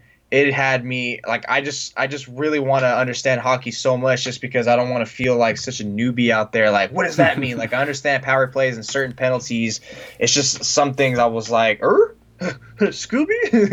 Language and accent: English; Bay Area, California, United States; I've been born and raised in the Bay Area my whole life. I spent a year living in San Jose for going to San Jose State.